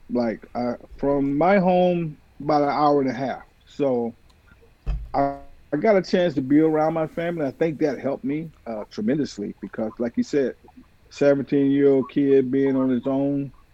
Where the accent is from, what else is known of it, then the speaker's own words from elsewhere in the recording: Sanford, Florida, United States; I grew up in Sanford